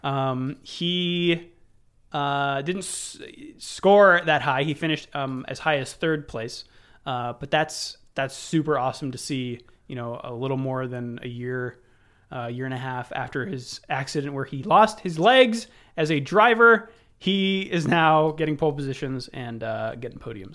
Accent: United States; I'm American.

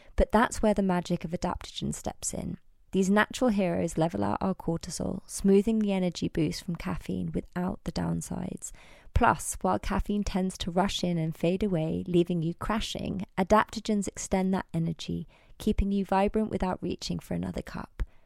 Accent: Isle of Wight, South East England, United Kingdom; Max and I grew up together in the Isle of Wight

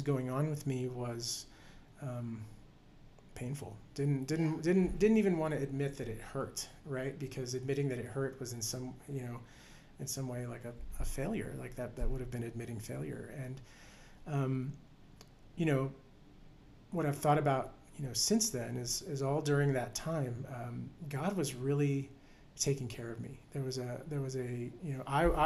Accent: right outside of Houston, Texas, United States; also born or lived in College Station; eventually moved from my hometown right outside of Houston to College Station

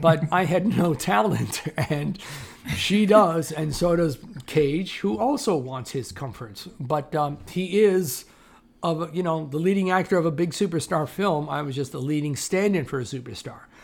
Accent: Toronto, Ontario, Canada; I grew up in Toronto, Canada, which is where I'm based currently, again.

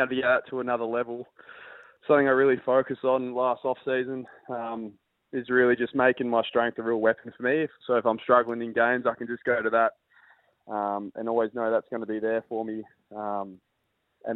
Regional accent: Perth, Western Australia, Australia; moved away as an adult; I grew up in Perth, and I did love the lifestyle here

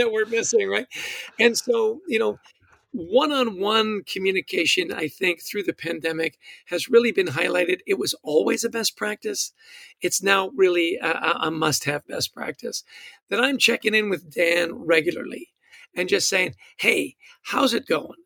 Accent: Canada; I'm Canadian

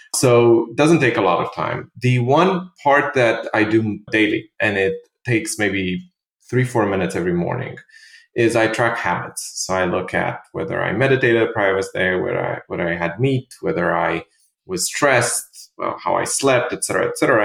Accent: Romania; also born or lived in London; now in New York, United States; I'm originally from Romania, and I lived in London for many years uh, with my previous startup, and then I moved to to New York in 2016

